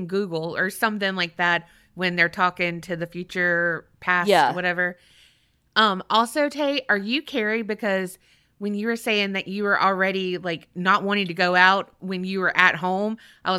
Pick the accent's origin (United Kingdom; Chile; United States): United States; St. Pete Beach, Florida; after growing up in St. Pete Beach area in the city, from palm trees to Cowtown, am I right?